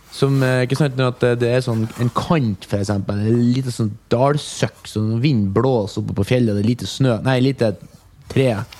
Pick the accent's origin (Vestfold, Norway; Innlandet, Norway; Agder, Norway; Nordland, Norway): Nordland, Norway; Mo i Rana; now in Oslo, Norway; fra Mo i Rana